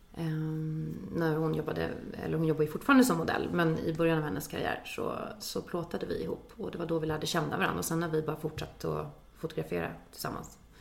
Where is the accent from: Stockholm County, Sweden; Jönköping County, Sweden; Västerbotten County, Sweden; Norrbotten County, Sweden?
Stockholm County, Sweden; Danderyd; also born or lived in London; kommer ifrån Stockholm, ifrån Danderyd från början